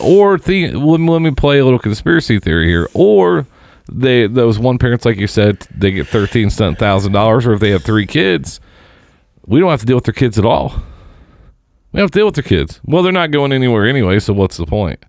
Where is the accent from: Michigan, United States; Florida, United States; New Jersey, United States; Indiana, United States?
Indiana, United States; Seymour; where I grew up in Seymour